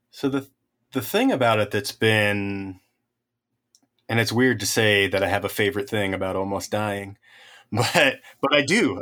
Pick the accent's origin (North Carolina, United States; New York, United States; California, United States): California, United States; the Sierras; I grew up in the Sierras